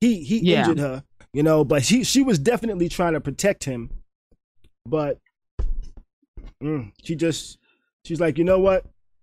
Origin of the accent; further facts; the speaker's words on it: New York, United States; now in Florida, United States; Okay, I'm from New York. I'm from New York.